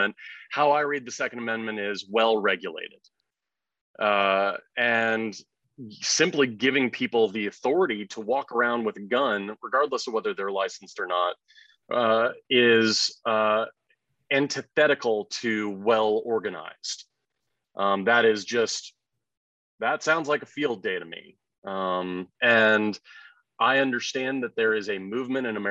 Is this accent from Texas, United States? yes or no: yes; Houston, Texas, United States; moved away as an adult; also born or lived in New York City; Having been born and raised in Houston, Texas